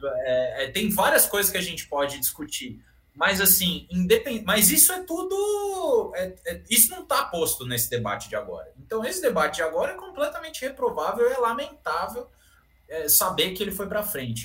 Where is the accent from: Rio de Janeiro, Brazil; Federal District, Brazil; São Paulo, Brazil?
São Paulo, Brazil; Eu, como bom paulistano aqui